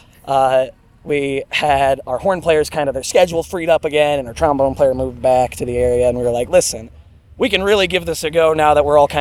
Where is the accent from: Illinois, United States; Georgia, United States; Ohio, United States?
Illinois, United States; Central; we are from Central Illinois